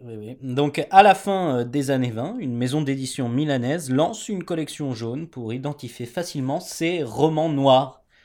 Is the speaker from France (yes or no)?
no; Germany; moved away; je suis allemand